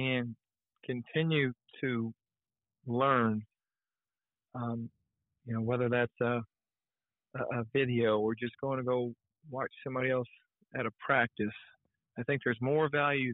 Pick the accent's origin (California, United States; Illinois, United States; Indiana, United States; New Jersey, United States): Indiana, United States; now in Morehead, United States; growing up in Indiana